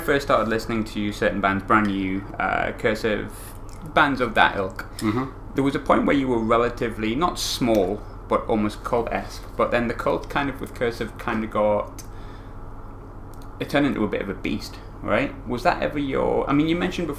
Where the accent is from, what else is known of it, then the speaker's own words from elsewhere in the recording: North East England, United Kingdom; moved away; also born or lived in Glasgow; my hometown's like the Northeast, like Sunderland, Newcastle